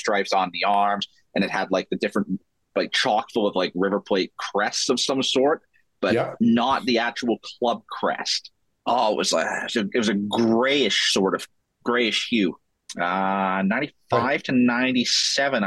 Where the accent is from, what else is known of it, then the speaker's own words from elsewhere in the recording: Sheffield, Yorkshire and the Humber, United Kingdom; My hometown club, Sheffield United, Laver, which is a timber company in Sheffield